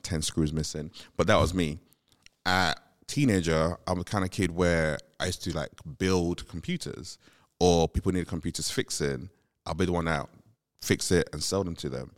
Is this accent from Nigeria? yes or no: yes; Nigeria; moved away; growing up in Nigeria, you grew up in this when there was a city, still grew up in this very community driven kind